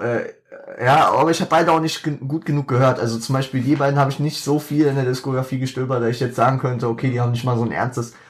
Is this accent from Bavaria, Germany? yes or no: no; Wiesbaden, Hesse, Germany; moved away as an adult; now in Mainz, Germany; Komme ursprünglich aus Wiesbaden, bin aufgewachsen, geboren, Kindheit erlebt etc. Wohne jetzt tatsächlich auf der anderen Rheinseite, also in Mainz.